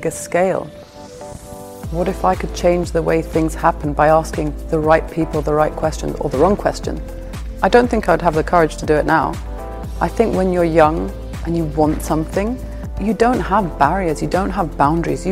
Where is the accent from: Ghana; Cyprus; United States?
Cyprus; Limassol, Limassol District; moved away as an adult; also born or lived in London; I grew up in Cyprus, I went to school here